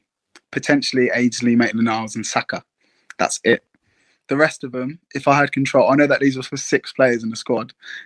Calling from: Redhill, South East England, United Kingdom; Red Hill, Surrey.

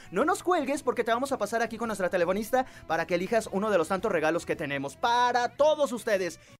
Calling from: Mexico City, Mexico; De la Ciudad de México.

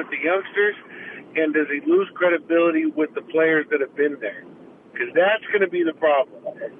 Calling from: California, United States; I'm calling from the Bay Bridge.

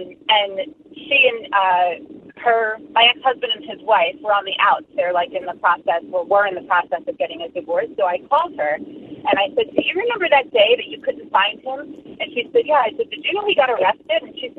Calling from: New Jersey, United States

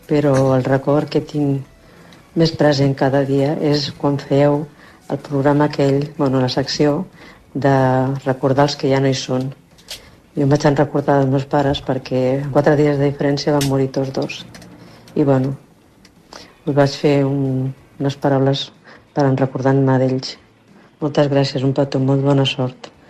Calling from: Barcelona, Catalonia, Spain; Hola, Islàndia … de Barcelona.

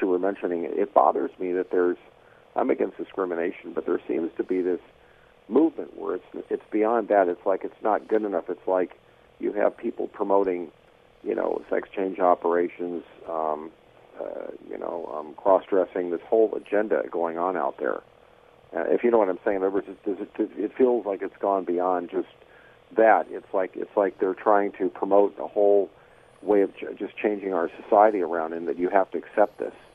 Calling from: Los Angeles, California, United States; I was calling from the South Bay

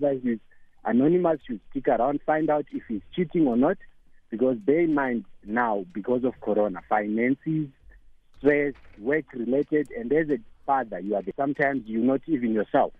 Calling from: Johannesburg, Gauteng, South Africa; I'm calling from Joburg

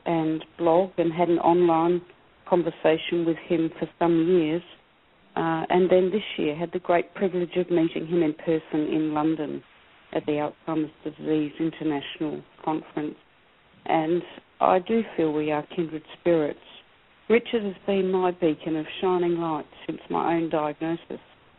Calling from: Australia; I am also a person with dementia and a fellow blogger, and I'm calling from Australia. It's 4 a.m. here

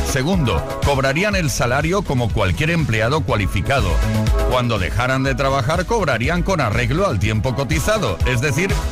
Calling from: Arroyomolinos, Community of Madrid, Spain; de Arroyo Molinos, Madrid.

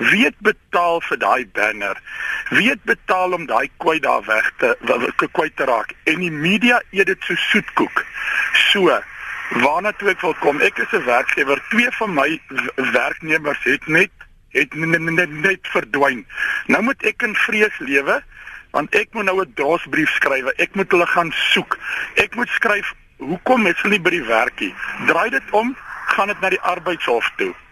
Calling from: Western Cape, South Africa; van Weskaap. Ek gee 'n klomp mense werk.

